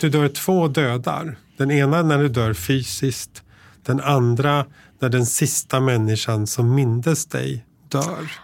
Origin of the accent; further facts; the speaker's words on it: Tyresö, Stockholm County, Sweden; moved away; jag växte upp i Tyresö utanför Stockholm